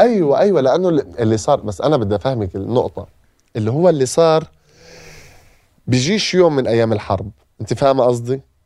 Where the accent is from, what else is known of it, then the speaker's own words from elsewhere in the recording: Gaza, Gaza Strip, Palestine; moved away as an adult; اي طفل من عندنا من غزه